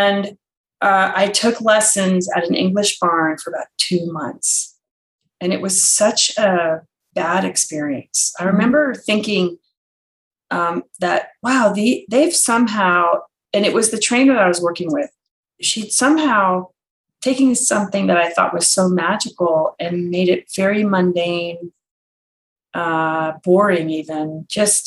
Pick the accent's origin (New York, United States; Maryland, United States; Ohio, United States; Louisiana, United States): Maryland, United States; I grew up in Maryland